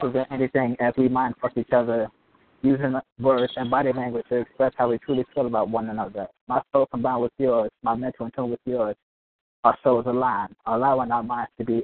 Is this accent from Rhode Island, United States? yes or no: no; New York City, New York, United States; now in Norfolk, United States; I'm from Brooklyn, New York, but I currently reside in Norfolk, Virginia